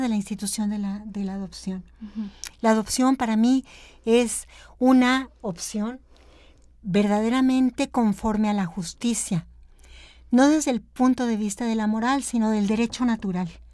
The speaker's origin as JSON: {"language": "Spanish", "region": "Chihuahua", "country": "Mexico", "moved": "as an adult", "said": "soy de Chihuahua"}